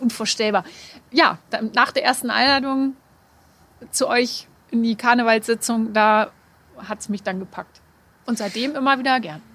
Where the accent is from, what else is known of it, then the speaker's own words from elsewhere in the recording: Hanover, Lower Saxony, Germany; als geborene Hannoveranerin